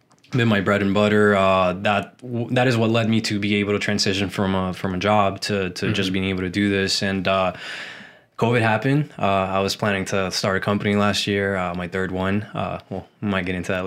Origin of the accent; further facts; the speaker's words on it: Puerto Rico; now in Orlando, United States; I've lived in Orlando, Florida for around 20 now, and I come from the beautiful island of Puerto Rico